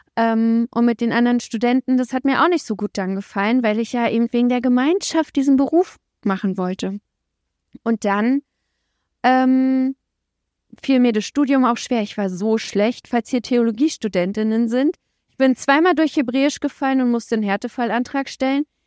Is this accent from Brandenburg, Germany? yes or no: yes; Templin, Brandenburg, Germany; Ich bin in Templin geboren, das ist so eine Kleinstadt in der Uckermark in Brandenburg